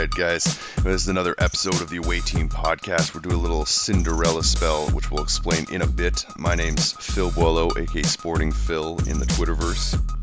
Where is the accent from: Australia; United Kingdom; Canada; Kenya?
Canada; as a Canadian